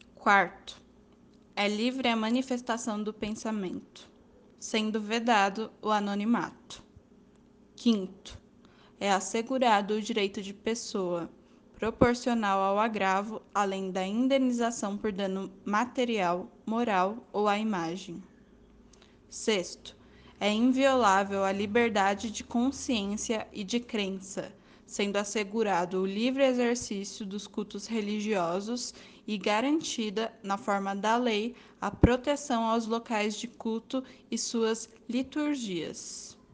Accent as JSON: {"language": "Portuguese", "country": "Brazil", "said": "como brasileiro"}